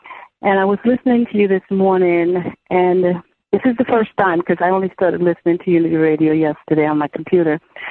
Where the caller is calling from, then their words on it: New York City, New York, United States; Oh, I'm in New York City.